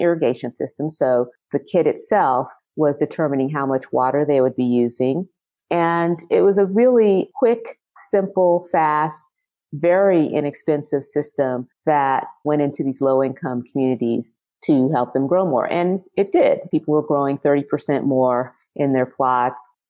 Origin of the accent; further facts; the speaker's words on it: Los Angeles, California, United States; also born or lived in Compton, California; I'm a California native. I've lived other places, but I was born and raised in and around Los Angeles. Compton is where I was born